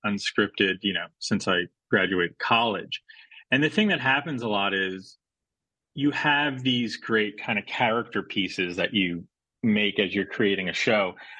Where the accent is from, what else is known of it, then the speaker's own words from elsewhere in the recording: United States; I grew up in the States, but both my parents are from Australia